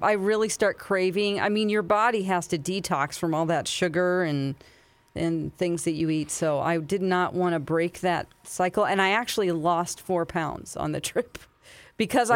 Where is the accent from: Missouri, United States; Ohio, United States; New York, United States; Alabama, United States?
Missouri, United States; Springfield; also born or lived in California; Springfield, Missouri, my hometown